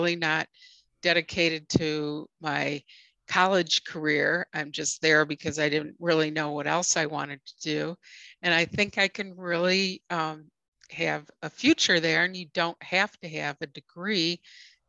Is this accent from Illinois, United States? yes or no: yes; Evanston, Illinois, United States; moved away as an adult; I grew up in Evanston